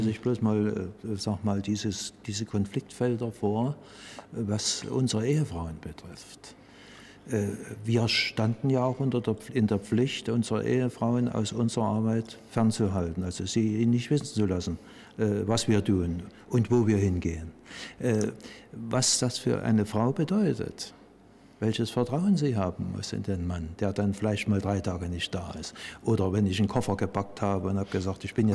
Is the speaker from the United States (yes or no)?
no; East Germany, Germany; bei uns in der DDR